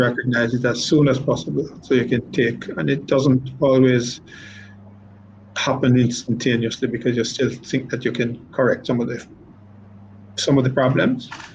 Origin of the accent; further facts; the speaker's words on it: Jamaica; I'm a, I'm a Jamaican